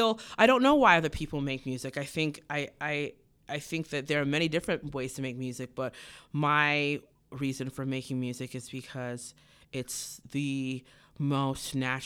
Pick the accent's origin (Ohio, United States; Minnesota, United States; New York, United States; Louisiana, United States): Ohio, United States; Cincinnati; born there; Cincinnati. When they came to America, my mom found God.